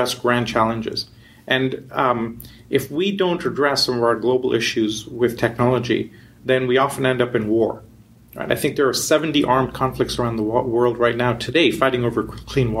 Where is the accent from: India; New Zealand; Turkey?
India; also born or lived in Canada / Europe / New York / West Coast, United States; now in United States; I grew up in India. I did my schooling in university in Canada